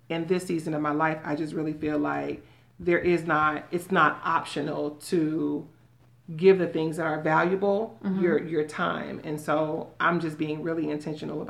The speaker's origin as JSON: {"language": "English", "town": "Miami", "region": "Florida", "country": "United States", "moved": "yes", "lives_now": "Tampa, United States", "said": "I'm from Miami"}